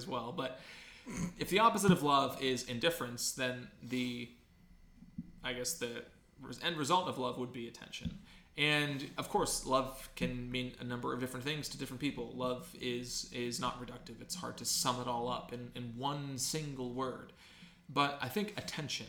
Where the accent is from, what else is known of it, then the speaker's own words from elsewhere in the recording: Ohio, United States; now in California, United States; There are things that I miss about Ohio, even though I live in California now